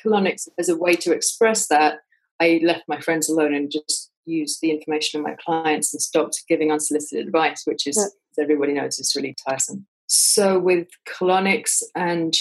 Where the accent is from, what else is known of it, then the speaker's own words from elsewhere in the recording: England, United Kingdom; I'm English.